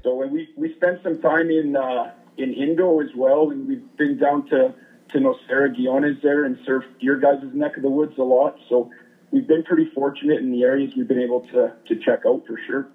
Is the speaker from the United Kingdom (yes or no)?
no; Canada; I'm actually from Canada